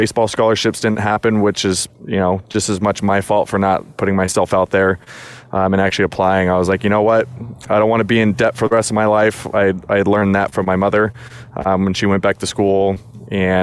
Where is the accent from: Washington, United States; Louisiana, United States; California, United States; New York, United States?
California, United States; Southern; moved away as an adult; I was born in Southern California. I was born and raised there until I joined the Army